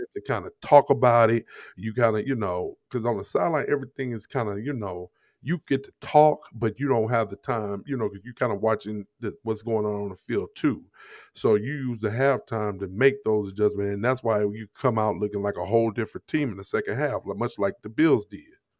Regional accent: Jennings, Missouri, United States; also born or lived in Ferguson, Missouri; I grew up in Jennings, Missouri

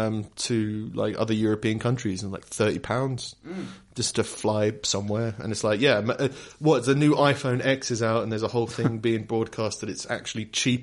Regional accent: England, United Kingdom; it's easier to go to as an Englishman as well.

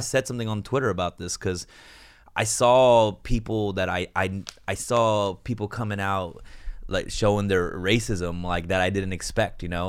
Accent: Los Angeles, California, United States; I grew up here in Koreatown, and I didn't have a lot of Chinese friends growing up

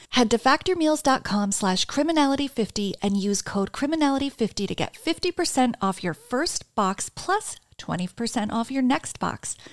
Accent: New Jersey, United States; now in New York City, United States; I'm from New Jersey

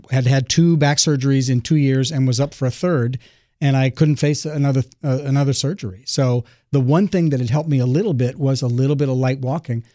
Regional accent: Los Angeles, California, United States; I, I grew up in the Pacific Palisades area

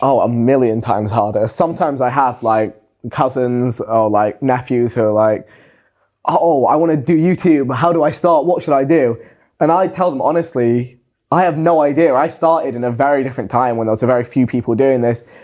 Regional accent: England, United Kingdom

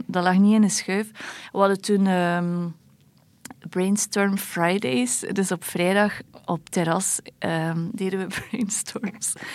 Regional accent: Belgium; als Belg

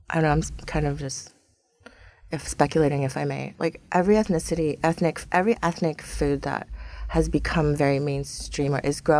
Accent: San Diego, California, United States; I grew up in City Heights, not far from there, and that's still my hood, still my home.

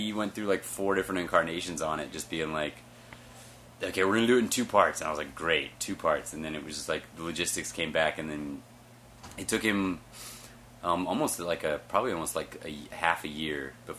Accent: Jacksonville, Florida, United States; But like growing up in Jacksonville, Florida, I just wanted to get out of Florida, and as by proxy, I just wanted to get out of America

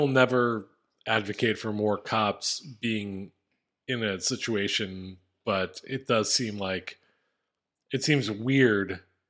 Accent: Philadelphia, Pennsylvania, United States; And maybe it's because I grew up in Philadelphia and we're fucking maniacs

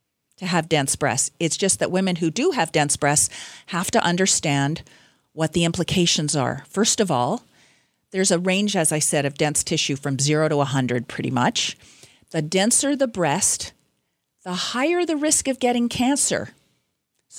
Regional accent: British Columbia, Canada; I'm from British Columbia

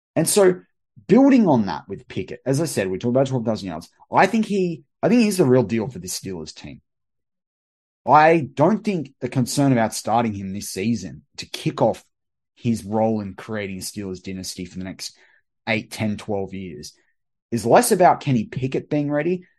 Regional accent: Australia; as an Australian

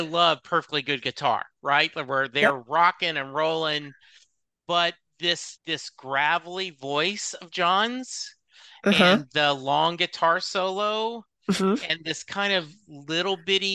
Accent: Louisiana, United States; now in Dallas, United States; I grew up in Louisiana

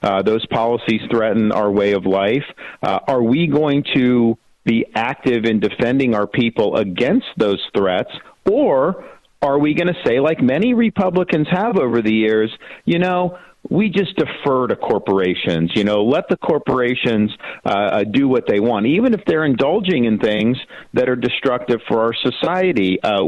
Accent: Florida, United States; it's a lot different than the Disney that I grew up with here in Florida.

